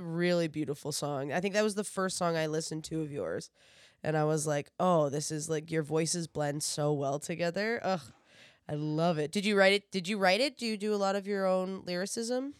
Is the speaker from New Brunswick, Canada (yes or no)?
yes; New Brunswick, Canada; now in Toronto, Canada; I'm originally from New Brunswick, uh, which is out east of Canada.